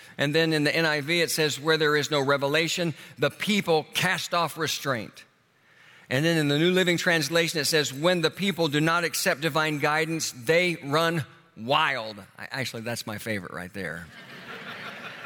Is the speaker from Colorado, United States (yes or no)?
no; Tulsa, Oklahoma, United States; moved away as an adult; I flew to Tulsa, my hometown